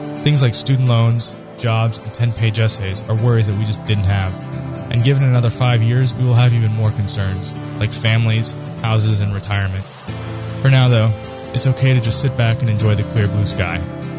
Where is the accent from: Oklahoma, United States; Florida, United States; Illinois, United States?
Florida, United States; Growing up in South Florida, I never dealt with the cold like I do here.